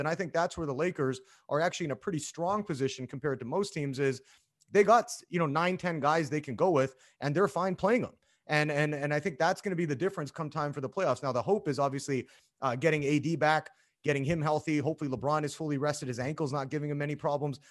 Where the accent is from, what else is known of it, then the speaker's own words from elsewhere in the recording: Canada; being a Canadian